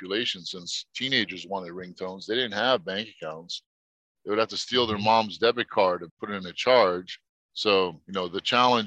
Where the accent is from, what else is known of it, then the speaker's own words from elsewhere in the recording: New York, United States; also born or lived in Egypt; So I grew up in New York